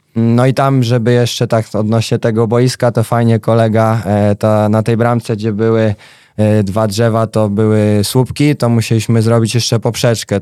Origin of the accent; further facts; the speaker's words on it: Wrocław, Lower Silesian Voivodeship, Poland; u mnie we Wrocławiu e, było kilka takich miejskich klubów